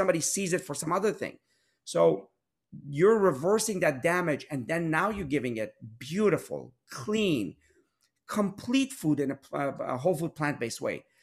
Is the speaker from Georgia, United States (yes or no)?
no; Pittsburgh, Pennsylvania, United States; I grew up in Pittsburgh